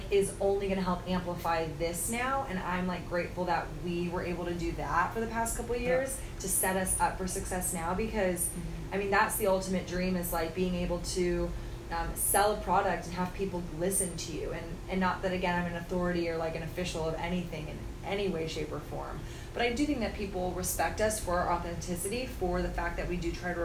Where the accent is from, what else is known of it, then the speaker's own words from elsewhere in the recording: Austin, Texas, United States; my home state of Texas. I get to do it in my home city of Austin